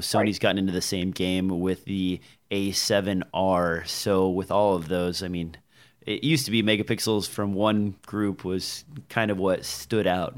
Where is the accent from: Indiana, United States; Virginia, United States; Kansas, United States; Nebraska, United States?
Nebraska, United States; I'm from Nebraska